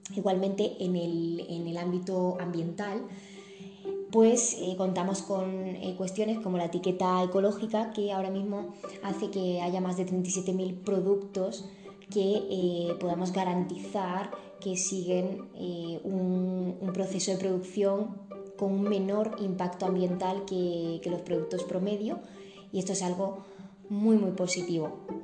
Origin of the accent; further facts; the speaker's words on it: Spain; nuestro país de origen, en este caso España